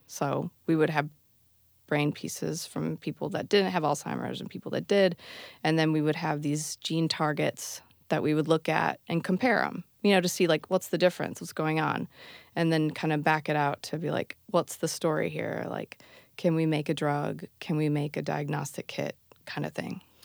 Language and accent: English; Bay City, Michigan, United States; moved away as an adult; also born or lived in Alameda, California; now in Berkeley, United States; I grew up in Michigan, Bay City, Michigan, where … grew up